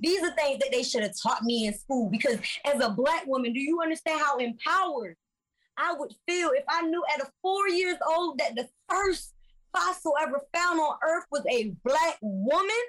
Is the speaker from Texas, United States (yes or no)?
no; Virginia Beach, Virginia, United States; I'm from Virginia Beach. Yeah. And I literally grew up on the ocean front